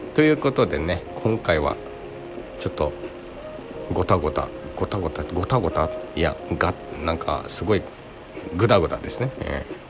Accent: Okinawa, Japan; この私が生まれ育った沖縄なんですけどね

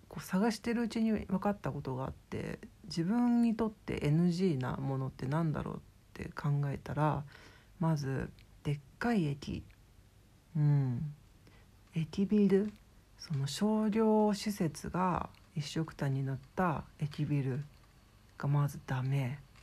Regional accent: Shizuoka, Japan; now in Tokyo, Japan; 今はこうしてね実家静岡の方にいるんですけど

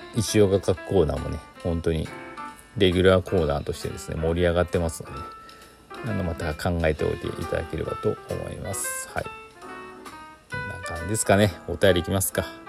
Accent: Chita Peninsula, Aichi, Japan; now in Gifu, Japan; 私愛知県出身なんでね愛知県知多半島出身なんで

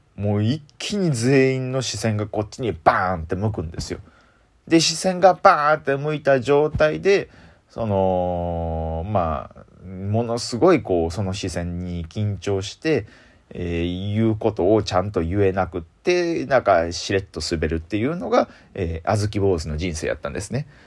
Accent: Osaka, Japan; accent: Osaka dialect; 僕ずっと大阪弁で育ってきてる

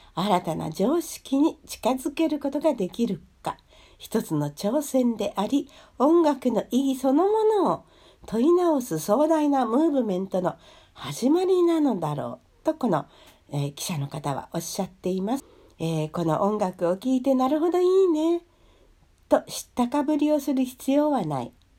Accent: Japan; also born or lived in Hungary; 日本にね生まれ育った

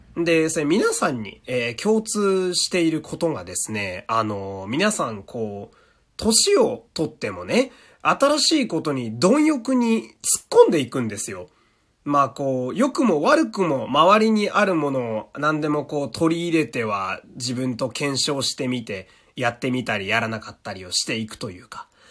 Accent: Fukui, Japan; 私の地元福井県

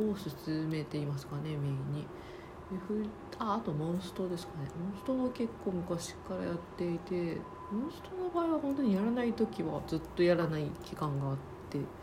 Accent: Osaka, Japan; now in Tokyo, Japan; 東京に住んでます大阪出身です

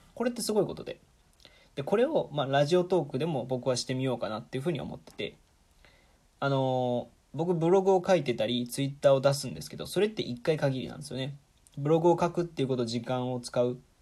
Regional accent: Nagoya, Aichi, Japan; moved away; 僕は愛知県の名古屋市出身

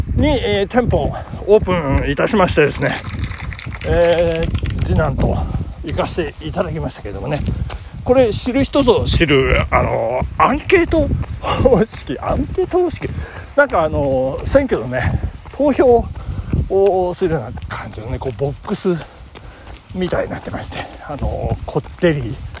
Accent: Nagano, Japan; 東和田、長野市のね、私の実家の手前にちょうどありますんでね

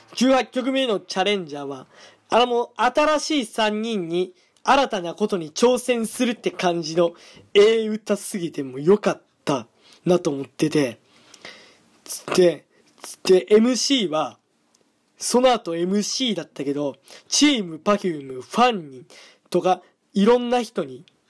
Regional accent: Hyogo, Japan; 僕の出身地は、兵庫県でーす

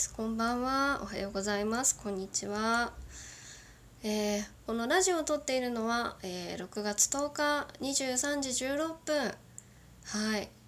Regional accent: Kagoshima, Japan; accent: Kagoshima dialect; 普段の私のまあ、九州弁混じりの喋りで喋って最後私の出身のどぎつい鹿児島弁で喋っていこうと思います

